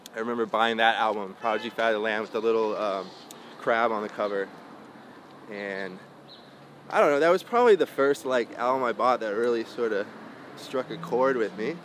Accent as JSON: {"language": "English", "town": "Santa Cruz", "region": "California", "country": "United States", "tie": "born or raised there", "also_born_or_lived": "Lexington, Kentucky / San Francisco Bay Area", "said": "I grew up in in in uh, Santa Cruz"}